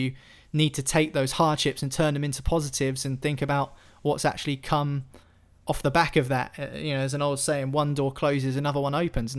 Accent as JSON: {"language": "English", "town": "Fareham", "region": "South East England", "country": "United Kingdom", "said": "I'm from Fareham. And anyone who knows that part of the world knows that Fareham's a town 10 miles away from Portsmouth."}